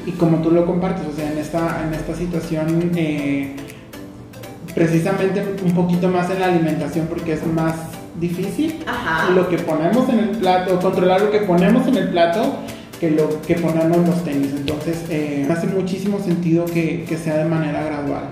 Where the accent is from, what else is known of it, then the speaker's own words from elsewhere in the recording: Mexico; como mexicanos nos vemos expuestos